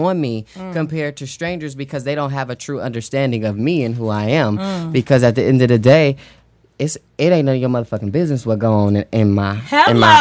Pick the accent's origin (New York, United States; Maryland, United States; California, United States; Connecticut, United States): California, United States; Oakland; also born or lived in Georgia; now in Virginia, United States; I'm from Oakland, California